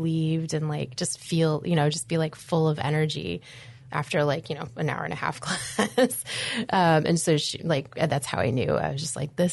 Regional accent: Anchorage, Alaska, United States; also born or lived in Green Bay, Wisconsin; I grew up here in Anchorage, Alaska. I was born in Green Bay, Wisconsin, and I was essentially transplanted, as I like to joke, to Anchorage with my adopted family

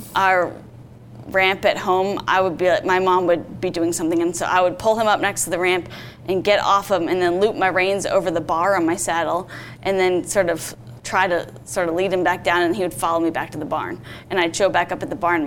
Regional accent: Vermont, United States; I grew up in Vermont and I started riding when I was seven

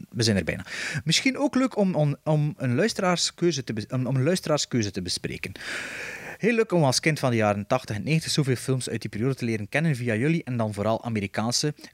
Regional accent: Flemish Region, Belgium; accent: West Flemish; het is natuurlijk de ideale achternaam om als West-Vlaming voor te lezen.

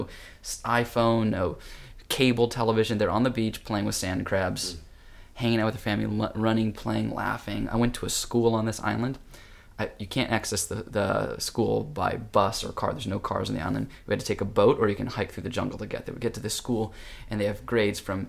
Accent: United States; I'm an American, but, you know, I've got Japanese blood

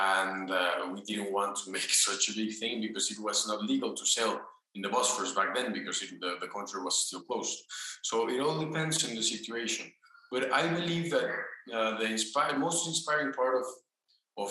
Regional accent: Mexico; also born or lived in Paris; my country here in Mexico. Because I moved back from Paris last year

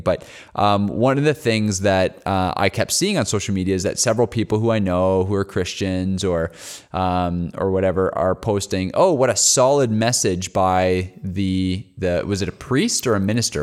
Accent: Canada; accent: Canadian; we're from Canada

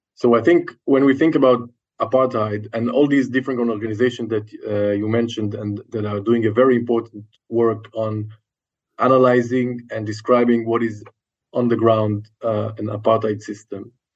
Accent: Israel; a person growing up in Jewish Israeli society

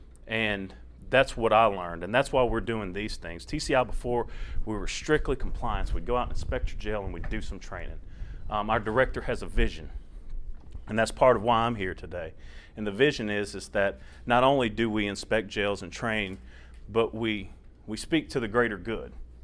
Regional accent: South Louisiana, United States; moved away as an adult; now in Tennessee, United States; I'm originally from South Louisiana. I was born in Baton Rouge, grew up in between Baton Rouge and New Orleans area

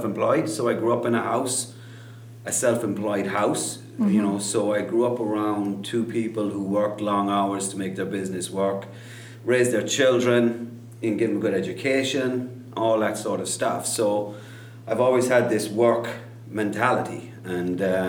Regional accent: Kerry, Munster, Ireland; I grew up in Kerry, Southwest Ireland

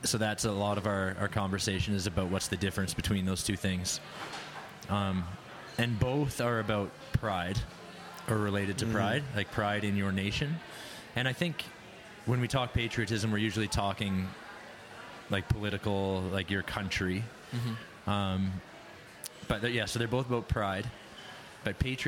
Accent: Canada; still happy to be Canadian

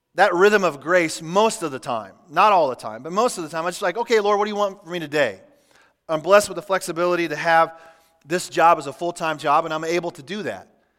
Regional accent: Kansas City, United States; moved away; I grew up in Kansas City

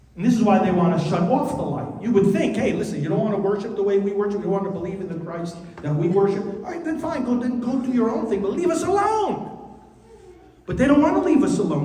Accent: New York, United States; my home state of New York

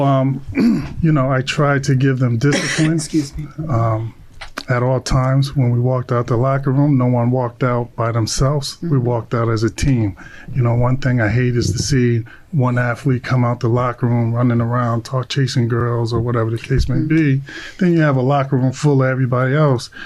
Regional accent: Long Branch, New Jersey, United States; I'm from Long Branch too

